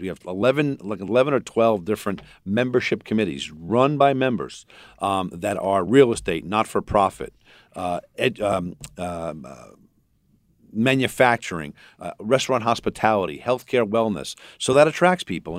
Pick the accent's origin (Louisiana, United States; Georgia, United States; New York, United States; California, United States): New York, United States; Rockville Centre; also born or lived in Astoria, New York; now in Malvern, United States; I, I'm originally from Astoria, and I grew up in Rockville Center, and I, and I live in Malvern.